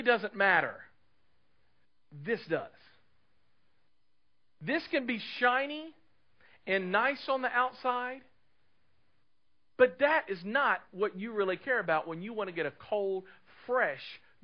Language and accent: English; Clarksville, United States; moved away as an adult; also born or lived in Dallas, Texas; I grew up in Clarksville, lived here all of my life, left in 93